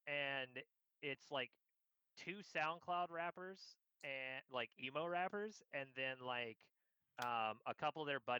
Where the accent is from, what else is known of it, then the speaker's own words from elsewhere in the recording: San Francisco, California, United States; And it was in San Francisco, my hometown, in New York, where my fucking talent manager knew the guy who ran it